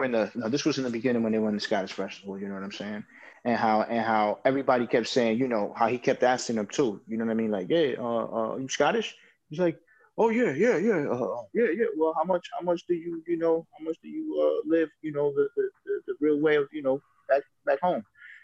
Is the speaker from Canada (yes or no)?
no; Puerto Rico; being Puerto Rican, I'm very proud of that.